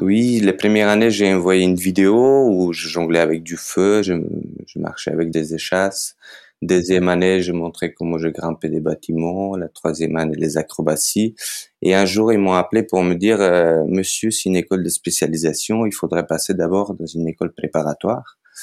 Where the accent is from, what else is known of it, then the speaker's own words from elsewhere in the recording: North Macedonia; French is a second language; moved away as an adult; also born or lived in Skopje; now in France; je viens de Macédoine